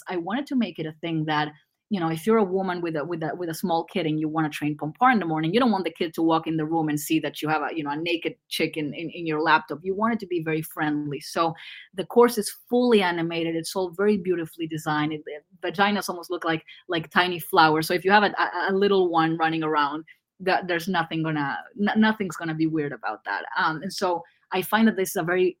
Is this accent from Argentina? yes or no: yes; Argentina; English is a second language; I'm Argentinian